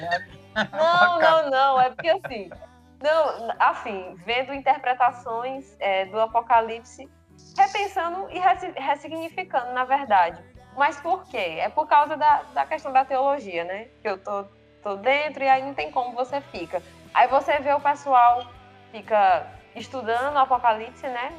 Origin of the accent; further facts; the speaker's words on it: Floriano, Piauí, Brazil; moved away; eu tava em casa lá na minha cidade, em Floriano